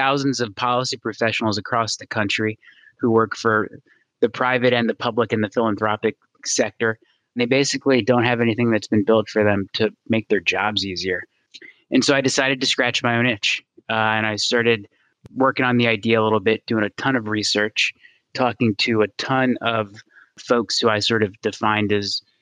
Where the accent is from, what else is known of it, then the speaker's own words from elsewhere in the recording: Gaithersburg, Maryland, United States; So I moved back to my hometown in Maryland, Gaithersburg in Montgomery County